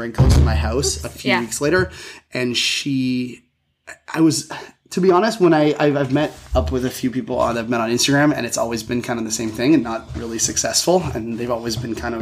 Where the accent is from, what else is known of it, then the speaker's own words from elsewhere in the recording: Georgetown, Ontario, Canada; also born or lived in Toronto, Canada; so I am from Toronto, Canada. I grew up actually in a small town called Georgetown, which is just outside of the city.